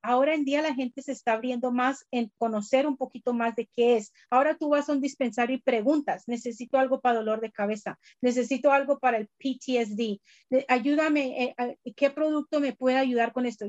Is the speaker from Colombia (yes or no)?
yes; Colombia; moved away; siendo colombiana y teniendo familia, médicos, doctores en Colombia